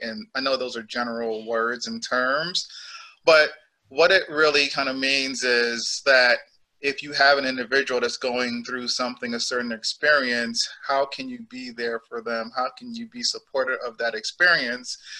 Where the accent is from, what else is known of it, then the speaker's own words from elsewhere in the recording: New York City, New York, United States; also born or lived in Jamaica / Boston; I am from Jamaica, so like I am the immigrant, and I came here when I was eight years old. I grew up in New York City